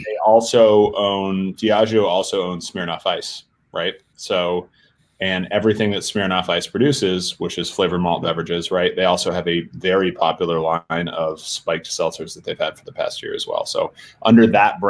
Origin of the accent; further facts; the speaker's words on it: South Burlington, Vermont, United States; moved away as an adult; also born or lived in Washington; my hometown in South Burlington, Vermont